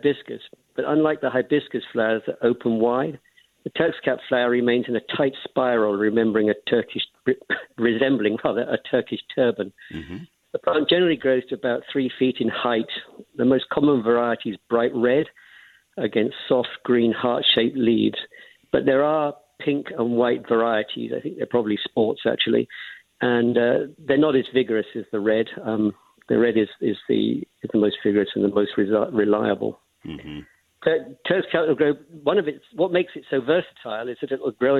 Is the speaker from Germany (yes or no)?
no; England, United Kingdom; moved away as an adult; also born or lived in Bermuda / North Texas; now in Fort Worth, United States; I'm originally from England